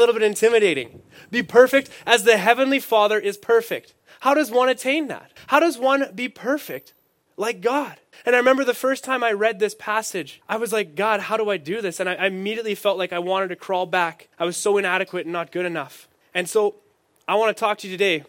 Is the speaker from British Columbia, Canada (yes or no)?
no; Saskatchewan, Canada; now in Manitoba, Canada; I'm not from Manitoba. I'm from Saskatchewan.